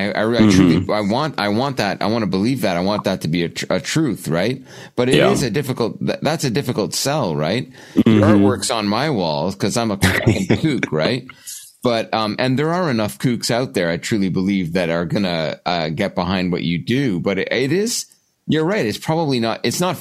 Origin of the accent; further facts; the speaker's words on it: Canada; I'm Canadian